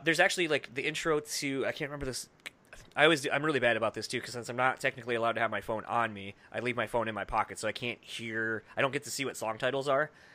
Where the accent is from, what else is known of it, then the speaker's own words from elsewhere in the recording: Midwest, United States; I grew up in the Midwest